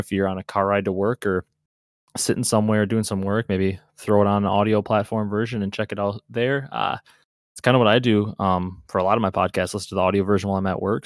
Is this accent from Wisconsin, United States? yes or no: yes; Wisconsin, United States; I'm from Wisconsin